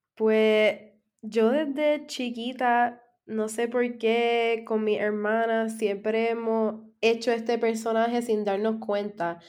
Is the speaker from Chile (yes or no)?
no; San Germán, Puerto Rico; yo soy de San Germán